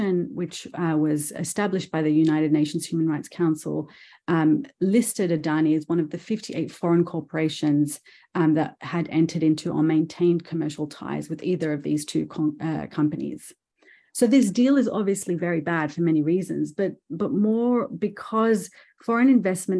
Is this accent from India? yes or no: no; Australia; being an Australian